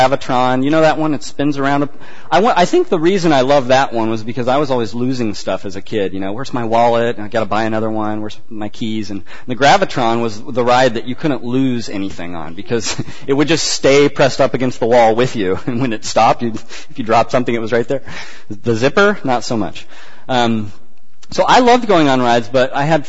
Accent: Central Valley, California, United States; moved away; Where I grew up in the Central Valley

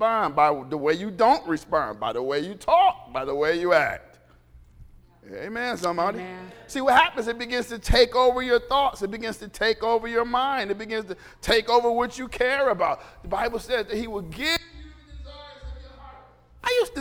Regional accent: United States; We're American.

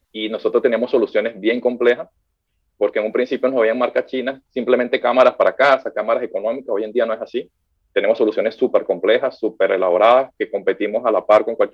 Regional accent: Venezuela; de Venezuela.

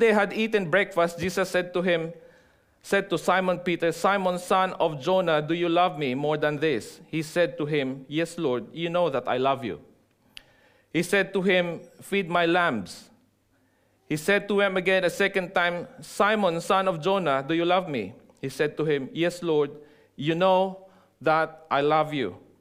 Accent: Philippines; moved away as an adult; now in New Zealand; I am no longer a Filipino nor a Kiwi, right? My passport is black, and also in maroon. Okay, so I'm a dual citizen. I'm a Kiwi Pino, full fledged.

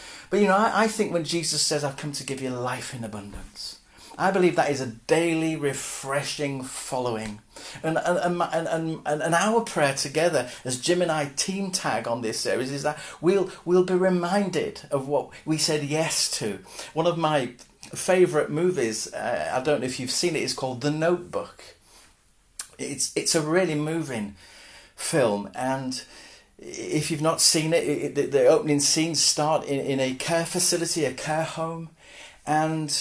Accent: Hull, Yorkshire and the Humber, United Kingdom; I'm from Hull originally

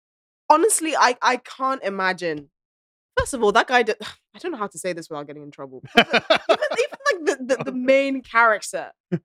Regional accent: Ghana; moved away; I grew up in Ghana

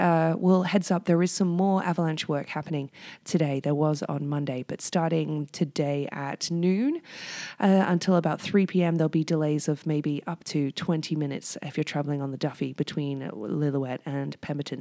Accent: United Kingdom; now in Whistler, Canada; being British

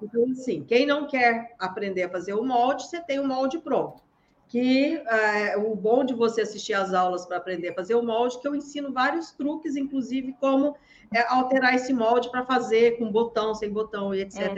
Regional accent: Minas Gerais, Brazil; now in Santos, Brazil; eu sou de Minas Gerais, mas moro em Santos.

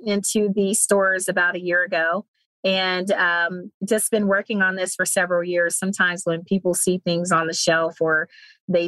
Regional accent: Cleveland, Ohio, United States; moved away; I'm originally from Cleveland, Ohio

